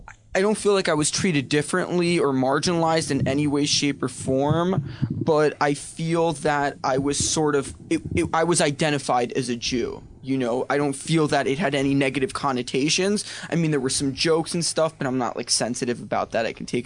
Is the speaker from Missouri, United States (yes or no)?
no; New York City, New York, United States; born or raised there